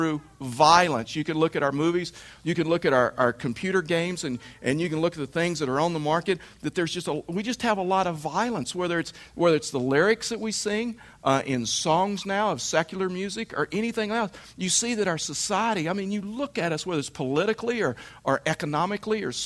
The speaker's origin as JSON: {"language": "English", "region": "Texas", "country": "United States", "tie": "born or raised there", "said": "I was raised in Texas"}